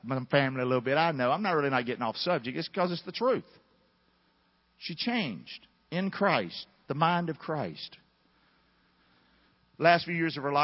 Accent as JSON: {"language": "English", "region": "the South", "country": "United States", "tie": "born or raised there", "said": "growing up in the South"}